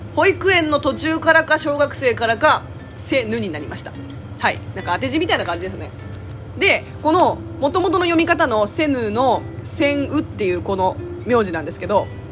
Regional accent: South Korea; 国籍は韓国です

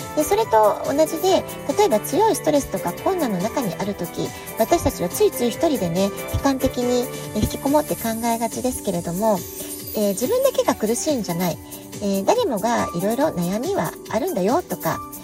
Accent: Japan; now in San Diego, United States; 私たち日本人

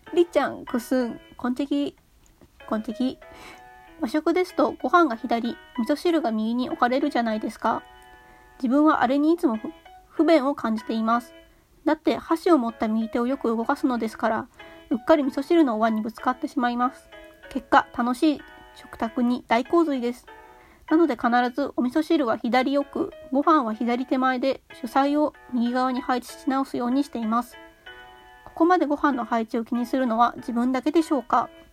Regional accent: Kanto, Japan; 私はまあ関東住みというか関東生まれ関東育ち

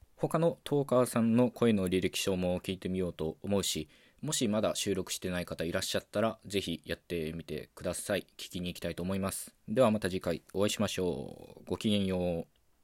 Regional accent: Okayama, Japan; first language Japanese; 岡山県出身の20代

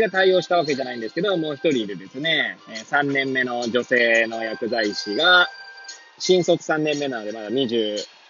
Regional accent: Hachiōji, Tokyo, Japan; moved away as an adult; now in Kamaishi, Japan; 八王子生まれ八王子育ち震災の前の年から釜石で働くポンコツ

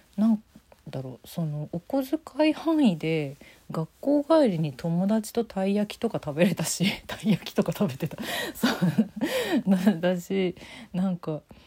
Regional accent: Tokyo, Japan; 東京育ちだからってのありますけど

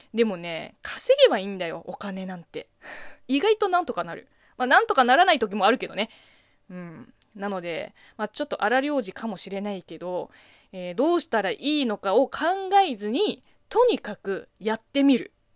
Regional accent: China; Japanese is a second language; moved away as an adult; 中国生まれ中 国育ちの私

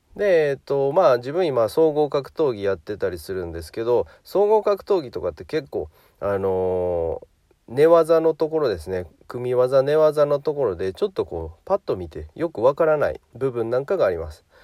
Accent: Hyogo, Japan; 1985年生まれの兵庫県出身ですね。

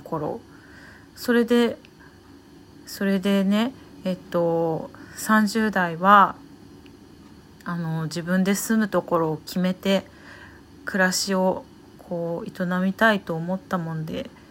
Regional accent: Saitama, Japan; moved away as an adult; also born or lived in Tokyo; now in Hanamaki, Japan; 東京で働いたり地元埼玉で働いたり

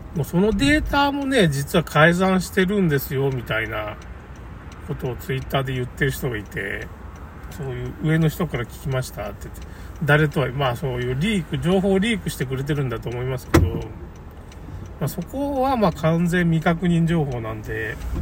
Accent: Tamano, Okayama, Japan; 僕の故郷の玉野市

